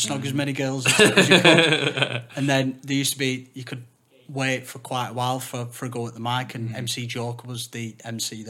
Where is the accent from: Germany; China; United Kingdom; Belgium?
United Kingdom; Wigan, North West England; I'm from Wigan